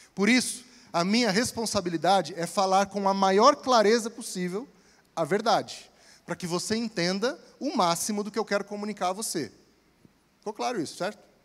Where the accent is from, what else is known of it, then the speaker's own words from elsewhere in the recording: interior of Espírito Santo, Brazil; moved away; Lá no interior do Espírito Santo, de onde eu vim